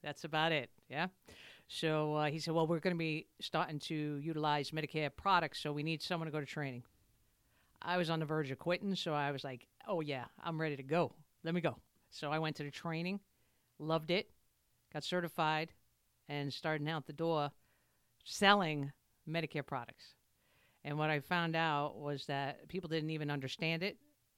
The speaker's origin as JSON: {"language": "English", "town": "New York City", "region": "New York", "country": "United States", "said": "I'm from Brooklyn."}